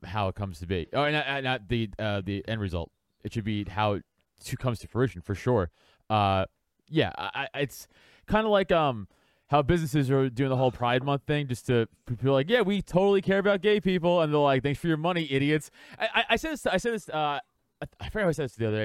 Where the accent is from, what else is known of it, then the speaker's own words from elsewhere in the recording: New York, United States; moved away as an adult; now in Philadelphia area, United States; I grew up in New York. I grew up playing football my whole life